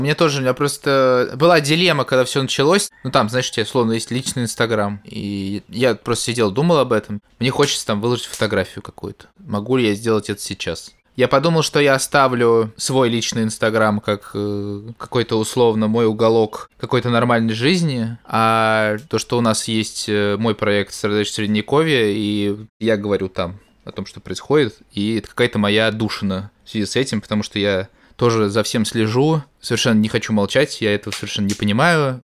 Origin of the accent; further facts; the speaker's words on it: Russia; moved away; мы, типа, из России.